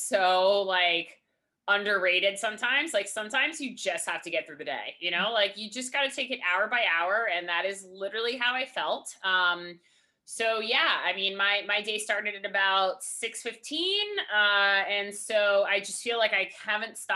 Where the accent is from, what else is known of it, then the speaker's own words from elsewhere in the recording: Charlottesville, Virginia, United States; I grew up in Charlottesville